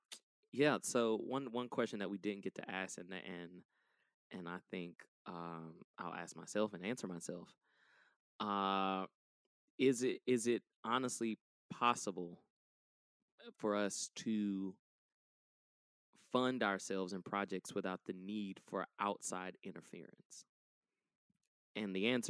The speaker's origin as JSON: {"language": "English", "town": "Atlanta", "region": "Georgia", "country": "United States", "tie": "born or raised there", "said": "I grew up in the West End area of Atlanta"}